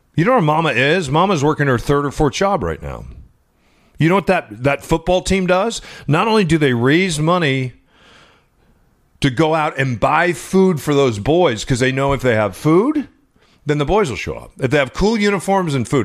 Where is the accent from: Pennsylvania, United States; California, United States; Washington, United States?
Washington, United States; Seattle; the streets of my hometown